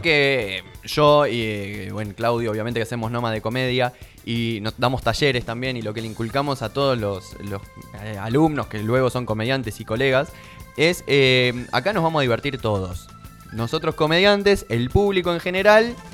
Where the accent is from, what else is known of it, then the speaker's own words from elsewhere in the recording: Buenos Aires, Argentina; now in Tandil, Argentina; soy porteño